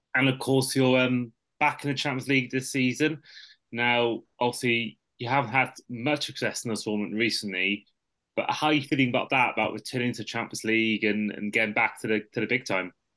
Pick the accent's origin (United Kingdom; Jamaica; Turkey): United Kingdom; Welsh, Wales; I'm a Welsh Liverpool fan, but I've got family from the Wirral